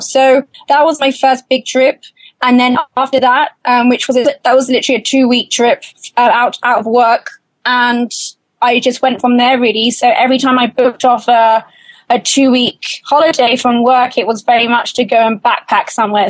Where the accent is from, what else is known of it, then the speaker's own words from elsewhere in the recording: United Kingdom; I'm British